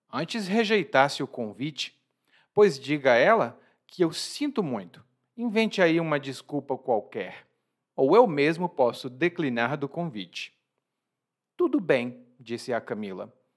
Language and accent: Portuguese; Brazil; eu sou brasileiro